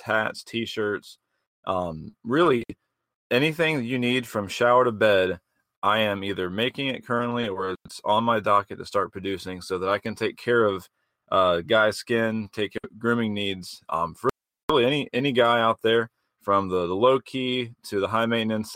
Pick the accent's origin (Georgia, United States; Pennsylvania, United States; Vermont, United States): Georgia, United States; moved away as an adult; now in Greenville, United States; I'm born and raised in Georgia. Been here in Greenville for about six or so years